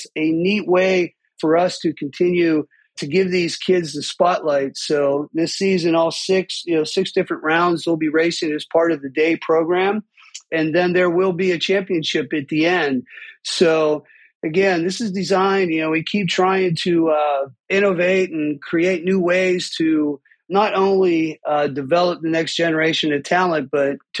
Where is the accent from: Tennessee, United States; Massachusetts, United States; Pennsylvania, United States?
Pennsylvania, United States; Pittsburgh; I grew up in Pittsburgh with two passions, music and dirt bikes